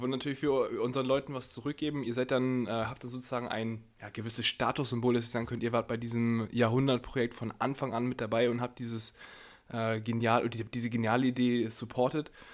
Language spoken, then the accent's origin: German; Hamburg, Germany; als Hamburger